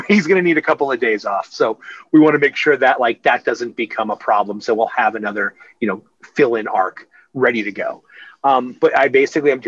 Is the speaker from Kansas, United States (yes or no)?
no; Amityville, New York, United States; moved away; I grew up on Long Island. I grew up in Amityville.